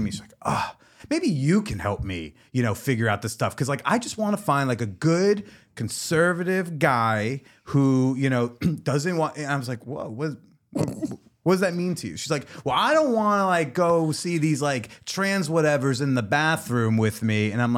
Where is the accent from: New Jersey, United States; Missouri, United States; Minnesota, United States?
New Jersey, United States; I talk about sex for a living. I'm a comedian. Uh-huh. I'm from New Jersey.